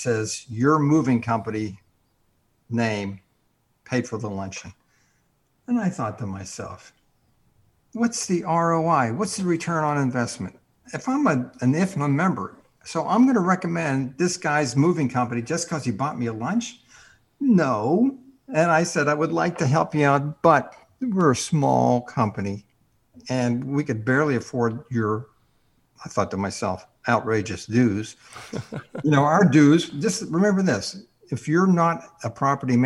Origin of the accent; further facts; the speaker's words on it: New York City, New York, United States; I'm from New York City